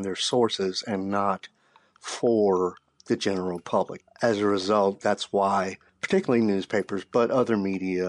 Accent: Shreveport, Louisiana, United States; moved away; also born or lived in Texas; I wound up working at my hometown paper in Shreveport, Louisiana

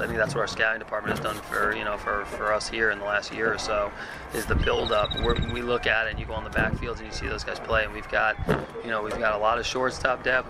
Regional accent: New York, United States; moved away; I was from New York

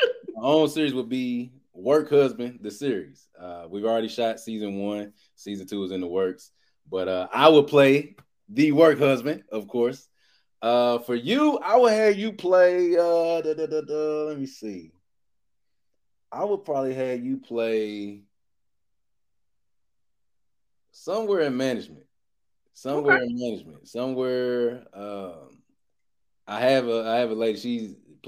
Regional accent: Indianapolis, Indiana, United States; moved away; I come from Indianapolis. It's not a big entertainment city.

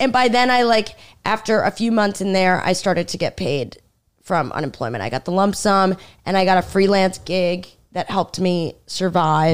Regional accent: Stony Brook, New York, United States; moved away as an adult; also born or lived in Washington, D.C. / Michigan; now in New York City, United States; I'm from Long Island

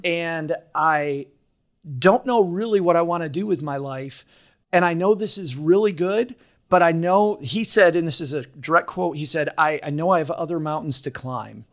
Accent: Kalamazoo, Michigan, United States; also born or lived in Detroit; I'm from Kalamazoo

